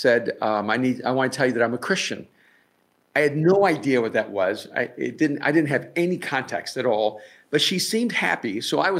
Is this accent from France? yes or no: no; El Salvador; now in Los Angeles, United States; I'm from El Salvador, so pretty much everyone from El Salvador begins Roman Catholic.